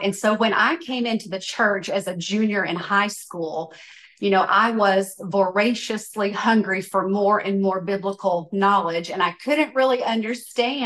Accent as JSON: {"language": "English", "region": "West Tennessee", "country": "United States", "tie": "born or raised there"}